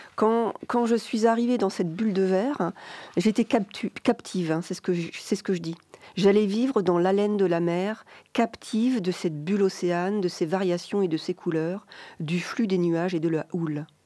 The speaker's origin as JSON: {"language": "French", "town": "Rennes", "region": "Brittany", "country": "France", "tie": "born or raised there", "also_born_or_lived": "Finistère", "moved": "yes", "said": "moi, j'ai grandi à Rennes, vous voyez, c'est donc c'est plus de l'autre côté de la, Bretagne"}